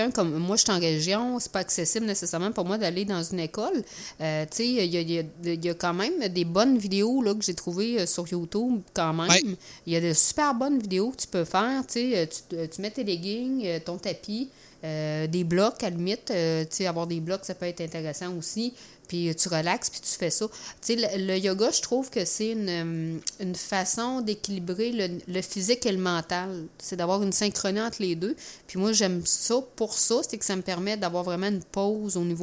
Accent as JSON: {"language": "French", "town": "Saint-Pascal", "region": "Quebec", "country": "Canada", "said": "moi, je viens de Saint-Pascal."}